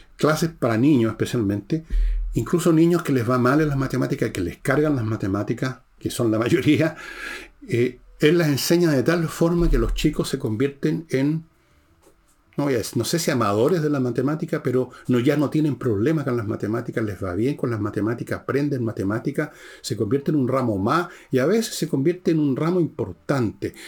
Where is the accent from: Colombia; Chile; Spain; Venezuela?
Chile